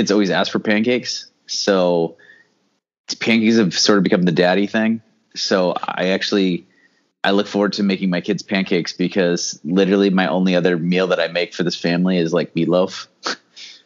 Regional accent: New Jersey, United States; moved away; I grew up in New Jersey

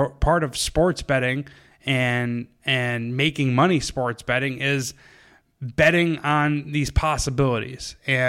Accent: New York, United States; I'm from New York.

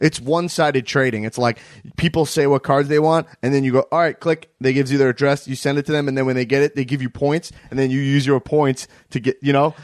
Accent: Long Island, New York, United States; I grew up in Long Island, New York

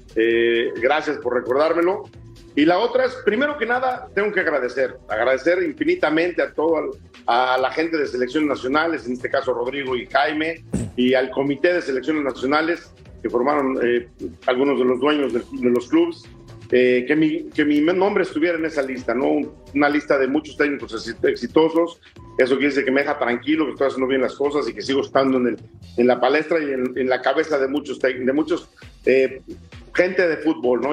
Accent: Mexico; porque soy mexicano

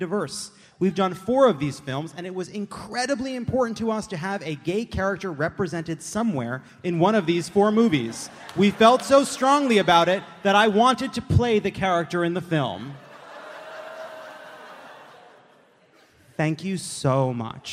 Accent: California, United States; I come from California, which is a high tax state

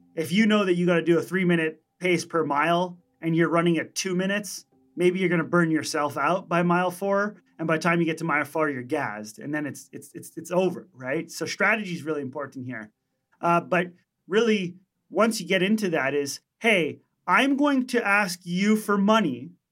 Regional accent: Montreal, Quebec, Canada; we're from Montreal, Canada

